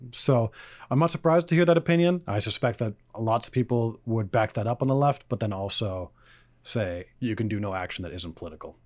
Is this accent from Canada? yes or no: yes; Canada; I'm also Canadian